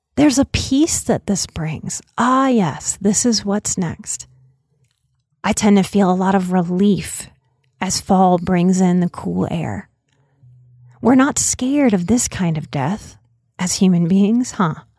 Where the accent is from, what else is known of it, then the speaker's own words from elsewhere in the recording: outside of New Orleans, Louisiana, United States; moved away; growing up outside of New Orleans